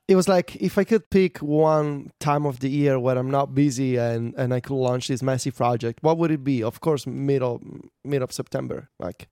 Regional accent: Italy; born or raised there

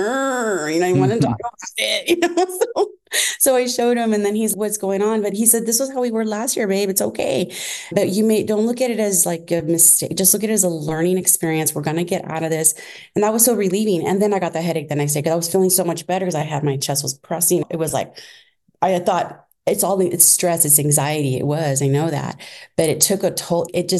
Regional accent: Milwaukee, Wisconsin, United States; born there; moved away; It's funny, when I was born in Milwaukee, Wisconsin, I got down here, migrant workers.

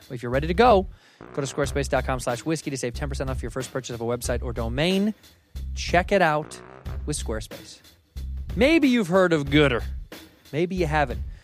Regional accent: Chicago, Illinois, United States; I grew up in Chicago

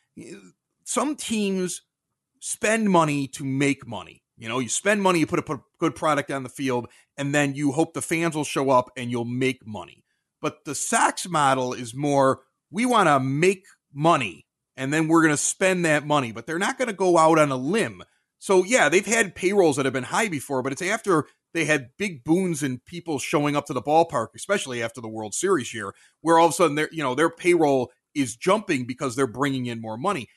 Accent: Chicago, Illinois, United States; moved away as an adult; also born or lived in Champaign, Illinois / Reno, Nevada / Wheeling, West Virginia / Pittsburgh; And I'm from Chicago, And so when I came back here

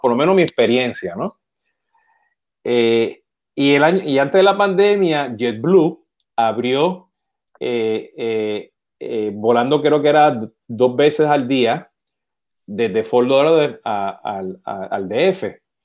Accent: Puerto Rico; yo siendo boricua, está de Puerto Rico

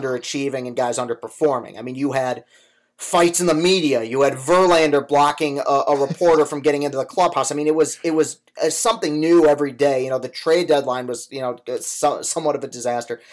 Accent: Spartan country, Michigan, United States; growing up in Spartan country as a, a Michigan fan

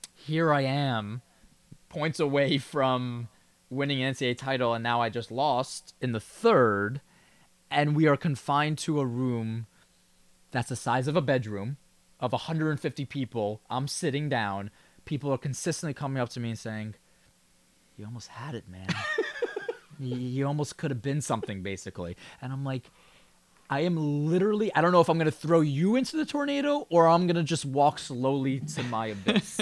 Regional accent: New York, United States; a New Yorker

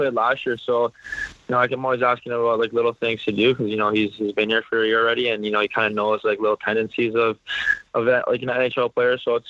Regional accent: Canada; also born or lived in Sarnia; now in St. Louis, United States; I'm from Canada

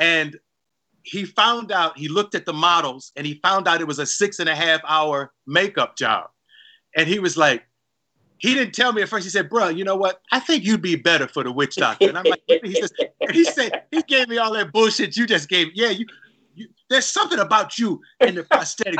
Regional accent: Cleveland, Ohio, United States; I was growing up in Cleveland

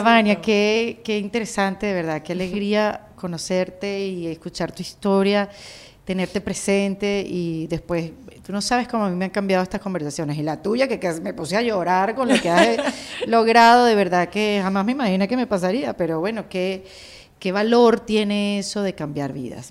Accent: Venezuela; como los venezolanos somos noveleros

